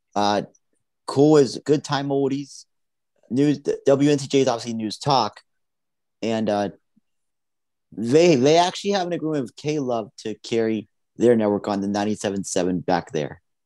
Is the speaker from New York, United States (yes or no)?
no; Johnstown, Pennsylvania, United States; my hometown market first in Johnstown.